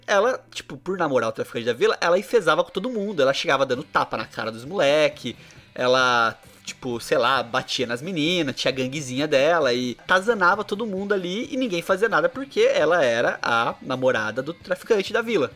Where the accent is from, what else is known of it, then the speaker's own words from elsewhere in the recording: Bauru, São Paulo, Brazil; Na nossa adolescência aqui em Bauru